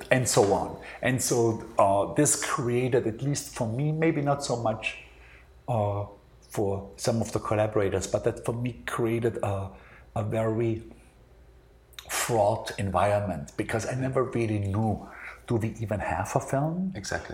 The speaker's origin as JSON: {"language": "English", "country": "Austria", "tie": "born or raised there"}